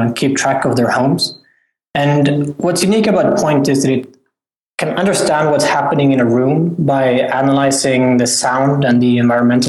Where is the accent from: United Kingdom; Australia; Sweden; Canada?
Sweden; moved away as an adult; also born or lived in California, United States; I'm from Sweden originally